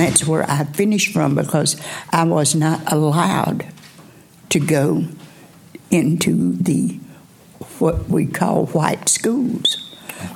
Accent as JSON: {"language": "English", "town": "Charleston", "region": "Tennessee", "country": "United States", "tie": "born or raised there", "also_born_or_lived": "Cleveland, Tennessee", "said": "I was born in Charleston, about 10 miles above here"}